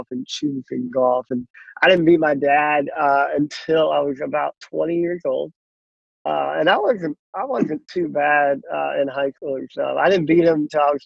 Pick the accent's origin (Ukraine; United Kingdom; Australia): Ukraine; Uman, Cherkasy Oblast; now in United States; life started with me in a small town called Uman, Ukraine